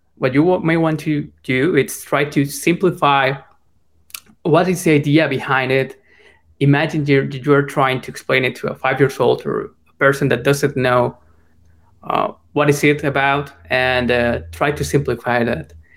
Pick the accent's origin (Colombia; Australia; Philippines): Colombia; I'm from Colombia. I come from a middle class home there